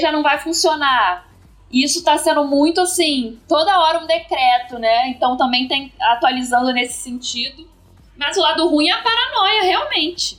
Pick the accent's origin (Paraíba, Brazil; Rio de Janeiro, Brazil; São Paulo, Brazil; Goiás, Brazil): Rio de Janeiro, Brazil; eu sou da capital do Rio e trabalho em Caxias